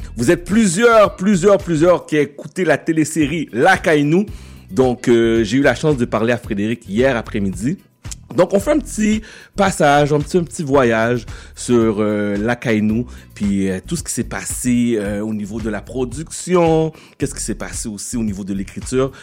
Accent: Quebec, Canada; je suis haïtien, je suis né au Québec.

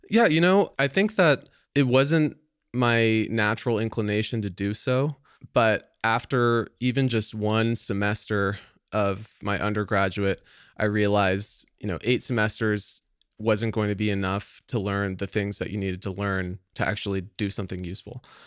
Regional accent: San Francisco Bay Area, California, United States; I grew up here in the San Francisco Bay Area

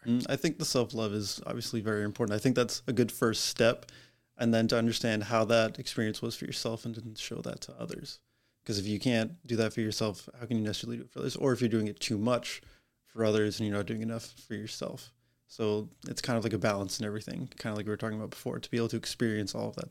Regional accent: Massachusetts, United States; now in Warwick, United States; I am originally from Massachusetts.

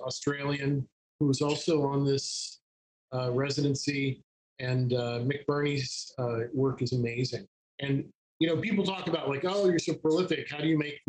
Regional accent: Appalachia, United States; I grew up in Appalachia

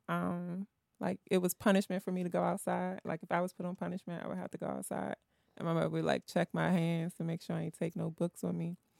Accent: Washington, District of Columbia, United States; I grew up in Southeast

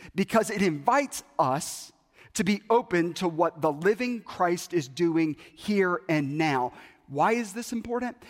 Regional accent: Bible Belt, Southern United States, United States; I grew up in the Bible Belt

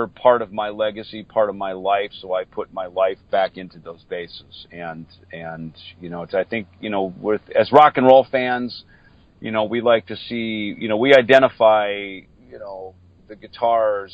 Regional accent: Minnesota, United States; moved away; I grew up in Minnesota, so I grew up in a little, you know, on a farm outside of a small town farming community.

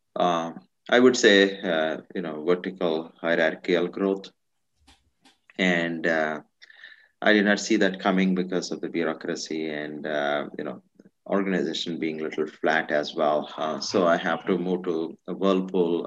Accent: India; moved away as an adult; So I'm originally from India. I, I grew up in India. Uh, majority of my life I was in India

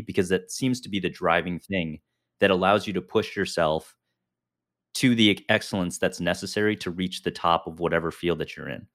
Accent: Chicago, Illinois, United States; I grew up in, uh, the northern suburbs of Chicago

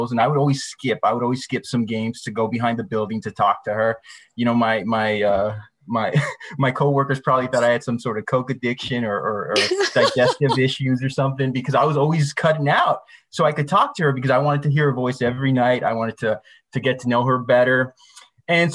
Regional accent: Rio Grande Valley, Texas, United States; I'm from the Rio Grande Valley

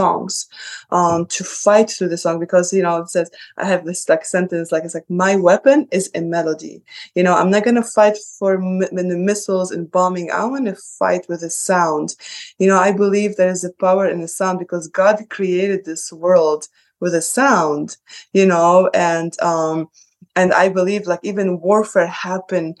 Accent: Sidon, South Governorate, Lebanon; now in United States; I'm from the south of Lebanon. I am from the south. I'm from Sidon.

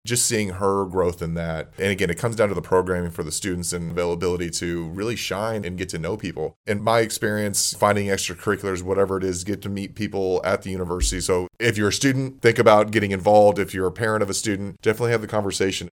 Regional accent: Corpus Christi, Texas, United States; moved away; also born or lived in Houston, Texas; I grew up in Corpus Christi, a little bit bigger than Beeville.

